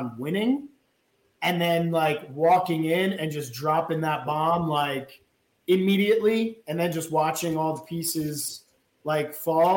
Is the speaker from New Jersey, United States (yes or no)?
yes; New Jersey, United States; I'm from New Jersey.